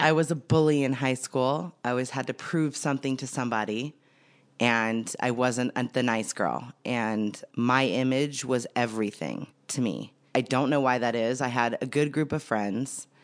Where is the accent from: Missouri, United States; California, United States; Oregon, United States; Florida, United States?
California, United States; Santa Clarita; I grew up in Santa Clarita Valley, California.